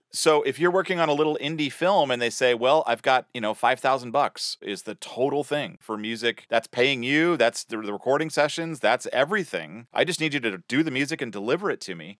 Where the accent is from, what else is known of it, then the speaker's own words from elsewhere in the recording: Sacramento, California, United States; School band, Sacramento, California, my hometown.